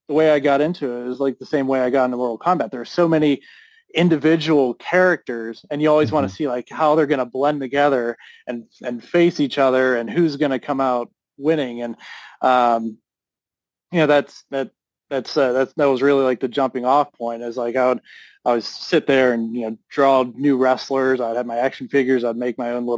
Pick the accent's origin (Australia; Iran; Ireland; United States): United States; Pittsburgh, Pennsylvania; I grew up in Pittsburgh, so Pittsburgh's a big wrestling city